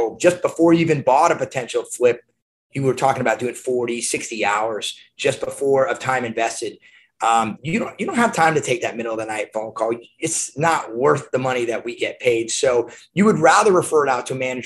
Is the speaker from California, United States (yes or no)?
yes; Newport Beach, California, United States; moved away as an adult; also born or lived in Arizona; I'm from Newport Beach, California, and I was going to the University of Arizona